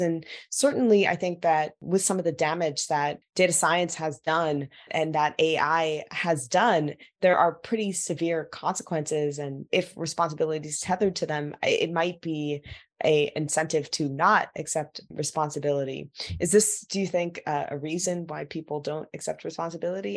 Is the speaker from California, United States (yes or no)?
yes; Silicon Valley, California, United States; I grew up in Silicon Valley